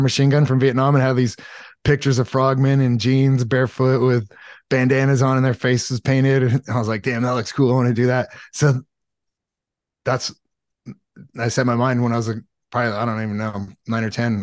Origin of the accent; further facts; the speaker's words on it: Los Alamitos, California, United States; I grew up in Southern California, like, uh, Los Alamitos, Seal Beach area.